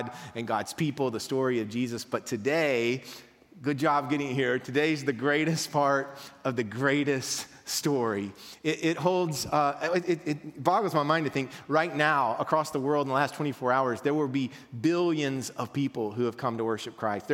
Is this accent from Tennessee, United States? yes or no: yes; Mount Juliet, Tennessee, United States; We're from Mount Juliet